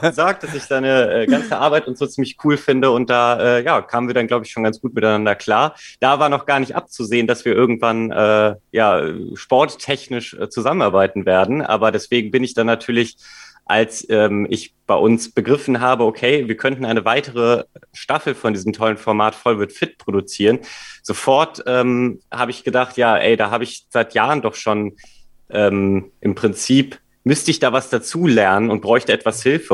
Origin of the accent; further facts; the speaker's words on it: Cologne, North Rhine-Westphalia, Germany; moved away as an adult; now in Hamburg, Germany; ich komme ursprünglich aus Köln